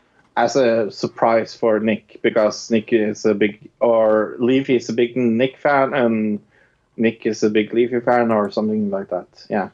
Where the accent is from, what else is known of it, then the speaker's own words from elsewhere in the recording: Norway; I'm from Norway.